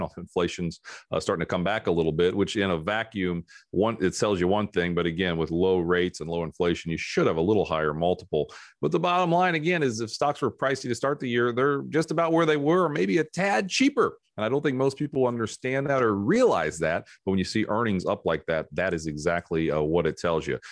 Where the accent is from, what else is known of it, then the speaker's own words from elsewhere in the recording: South Carolina, United States; in my home state, of South Carolina